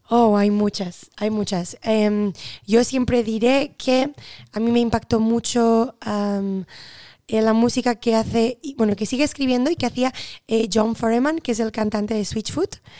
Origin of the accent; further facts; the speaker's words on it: Barcelona, Catalonia, Spain; nací en Barcelona